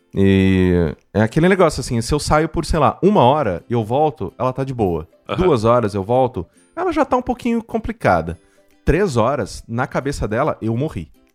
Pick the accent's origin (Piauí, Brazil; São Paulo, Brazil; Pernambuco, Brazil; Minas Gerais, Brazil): São Paulo, Brazil; Mococa; moved away as an adult; now in São Paulo, Brazil; Exato, eu sou de Mococa. Assim, eu não nasci em Mococa, eu nasci aqui em São Paulo.